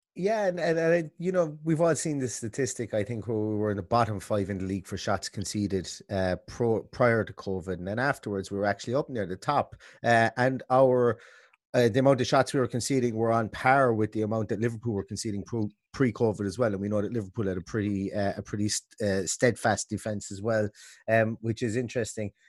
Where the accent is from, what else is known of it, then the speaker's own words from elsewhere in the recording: Limerick, Munster, Ireland; I'm from Limerick